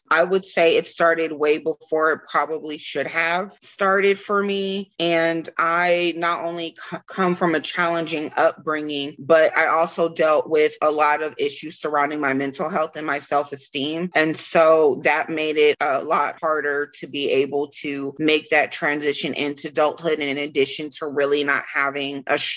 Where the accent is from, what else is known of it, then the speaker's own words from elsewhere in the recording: Killeen, Texas, United States; I'm from Killeen, Fort Hood, Central Texas area